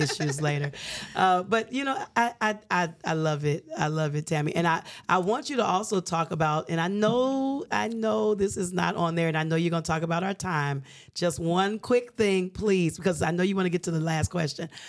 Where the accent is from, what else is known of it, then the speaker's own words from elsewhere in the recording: Alabama, United States; I grew up in Alabama